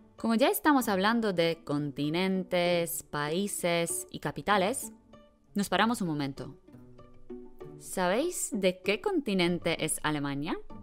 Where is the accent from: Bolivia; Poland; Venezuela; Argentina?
Poland; Bielawa, Lower Silesian Voivodeship; Spanish is a second language; now in Wrocław, Poland; soy de Polonia. Soy de una ciudad pequeña que se llama Bielawa, pero no vivo en Bielawa. Vivo en Wrocław